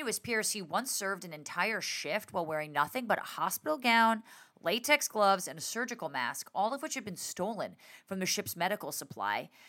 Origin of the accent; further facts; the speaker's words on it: Englewood, New Jersey, United States; I was born in Englewood Cliffs, Englewood, New